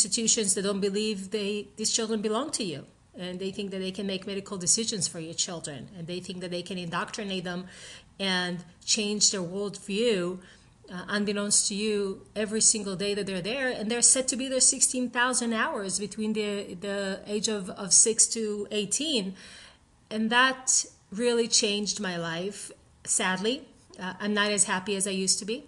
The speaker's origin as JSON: {"language": "English", "country": "Israel", "tie": "born or raised there", "said": "I grew up in Israel"}